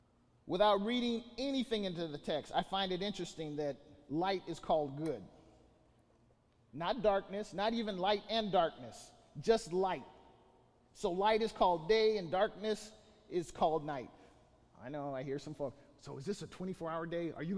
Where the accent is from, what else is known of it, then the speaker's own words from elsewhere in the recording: Bakersfield, California, United States; civil engineer by vocation, from Bakersfield